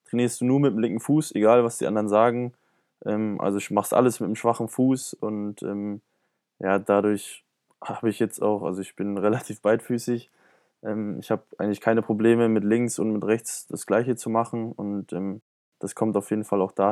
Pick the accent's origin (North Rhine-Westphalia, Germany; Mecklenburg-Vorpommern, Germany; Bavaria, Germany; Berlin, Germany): Bavaria, Germany; Fürth; also ich komme aus Fürth und äh, meine Eltern wohnen aber ziemlich weit im Norden, also schon fast in Hamburg.